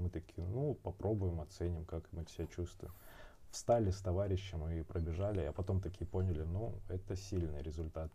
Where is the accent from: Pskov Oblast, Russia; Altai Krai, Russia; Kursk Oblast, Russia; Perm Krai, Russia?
Altai Krai, Russia; Barnaul; moved away; also born or lived in Moscow; в тринадцатом году уехал в Барнаул, как раз время там было. У меня отец болел, он, э, раком болел, и А, мне было ух, надо было ухаживать, жить, э, в городе, маме помогать. Я вернулся из Москвы